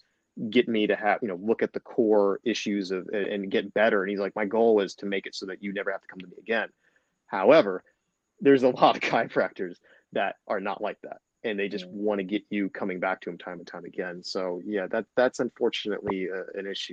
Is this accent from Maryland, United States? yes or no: no; Dayton, Ohio, United States; I grew up in Dayton, Ohio. I'm still here in Dayton, Ohio